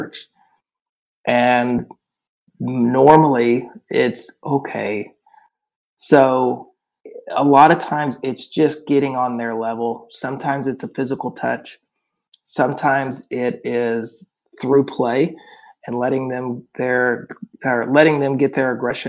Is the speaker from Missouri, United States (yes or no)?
no; Oklahoma City, Oklahoma, United States; I'm from Oklahoma City